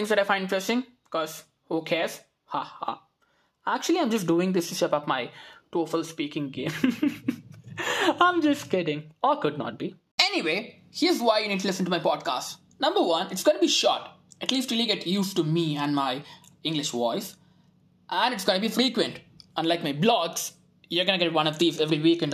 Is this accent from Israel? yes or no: no; Madurai, Tamil Nadu, India; I hail from the Athens of the East